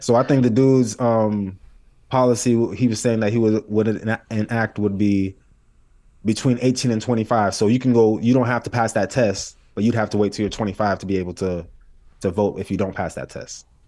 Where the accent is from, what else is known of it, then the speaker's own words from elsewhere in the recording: United States; I'm Haitian. I was born here, but I'm Haitian.